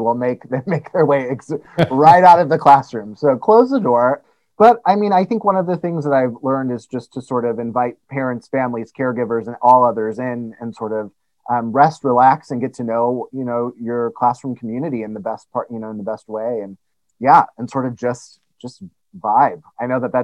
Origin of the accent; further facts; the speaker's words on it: Indiana, United States; moved away as an adult; also born or lived in Denver, Colorado / East Lansing, Michigan; I'm originally from Indiana